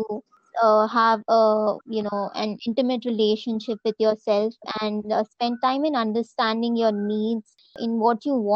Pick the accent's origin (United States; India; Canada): India